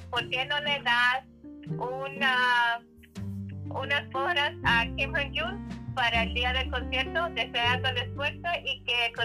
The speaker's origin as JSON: {"language": "Spanish", "region": "Mexico City", "country": "Mexico", "said": "Eh, soy de la Ciudad de México."}